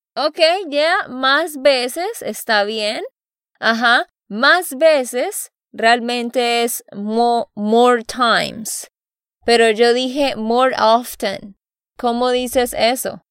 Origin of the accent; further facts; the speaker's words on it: Santander, Colombia; de Santander, Colombia